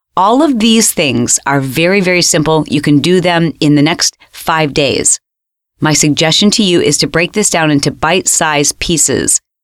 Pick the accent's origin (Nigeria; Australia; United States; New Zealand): Australia; I'm from Australia.